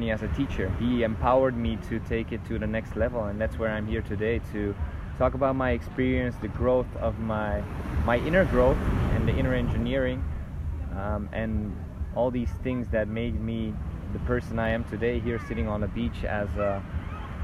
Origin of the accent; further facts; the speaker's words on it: Belgium; moved away; I'm initially from Belgium